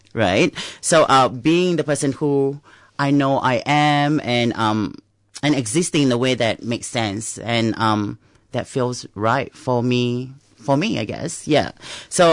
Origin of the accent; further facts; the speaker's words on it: Singapore; now in Melbourne, Australia; I come from Singapore.